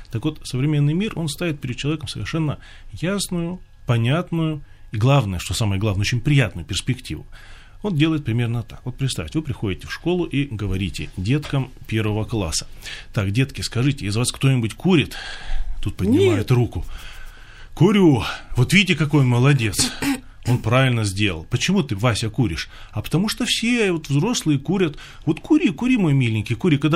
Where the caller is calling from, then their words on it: Bryansk, Bryansk Oblast, Russia; я звоню из Брянска, крестьянин.